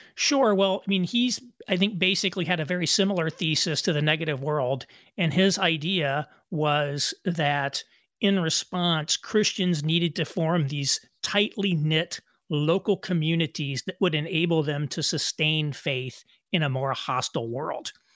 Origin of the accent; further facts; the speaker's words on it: Indiana, United States; moved away as an adult; also born or lived in New York City; I moved from New York City to back where my wife and I are from in Indiana